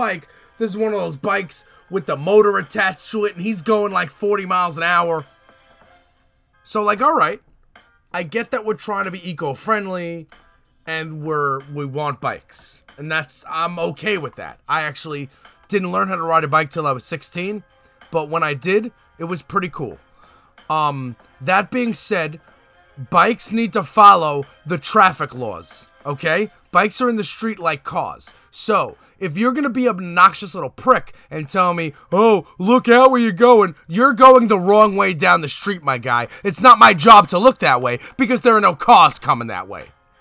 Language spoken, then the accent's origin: English; New York City, New York, United States; When I used to live in Brooklyn when I was a kid